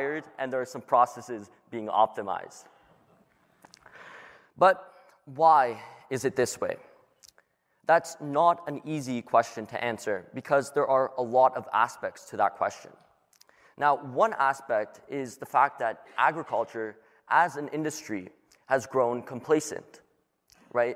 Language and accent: English; Toronto, Ontario, Canada; I'm from Toronto, and I'm 17 years old.